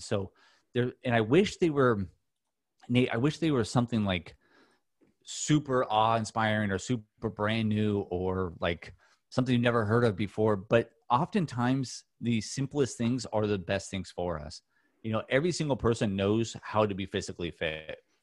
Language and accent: English; Newport Beach, California, United States; born or raised there